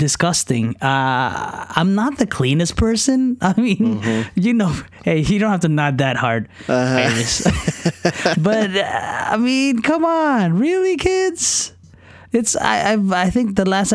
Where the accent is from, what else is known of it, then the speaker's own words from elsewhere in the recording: Philippines; I'm Filipino